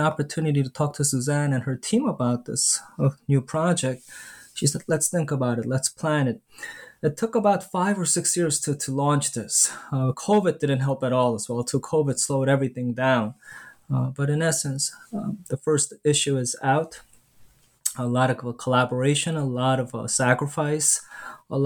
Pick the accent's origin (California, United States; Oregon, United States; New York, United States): New York, United States; New York City; I grew up in between Flushing and Bayside in my sort of teenage years. Before then, I grew up in the Bronx and in Brooklyn as well